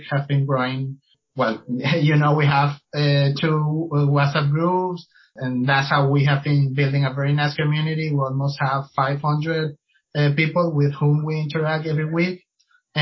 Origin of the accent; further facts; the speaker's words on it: Venezuela; moved away as an adult; now in Lima, Peru; I'm from Venezuela, but I've been living in Lima specifically